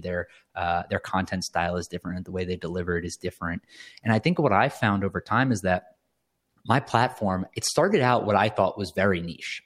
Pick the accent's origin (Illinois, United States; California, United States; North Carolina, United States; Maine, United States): North Carolina, United States; Cary; moved away as an adult; also born or lived in New York City; now in Miami, United States; we grew up in North Carolina. We grew up in Cary, North Carolina, for anyone that's familiar with the area. uh, right outside of Raleigh. We, we all, uh, I was born there